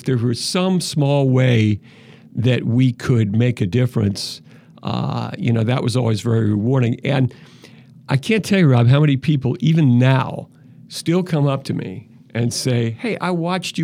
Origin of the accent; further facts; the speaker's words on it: Philadelphia, Pennsylvania, United States; I grew up in Philadelphia